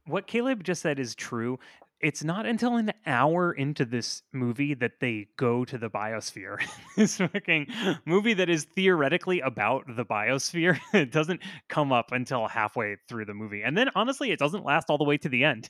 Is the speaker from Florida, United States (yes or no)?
yes; Florida, United States; I'm from Florida